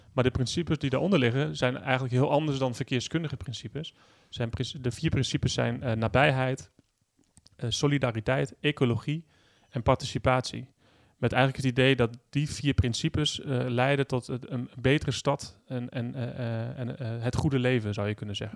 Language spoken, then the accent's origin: Dutch; Achterhoek, Gelderland, Netherlands; in mijn jeugd, in de, dorp, de dorpen van de Achterhoek waar ik vandaan kom